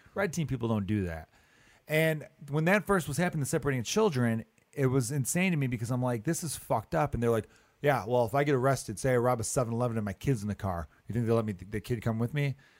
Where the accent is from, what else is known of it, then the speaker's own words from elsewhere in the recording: United States; I'm an American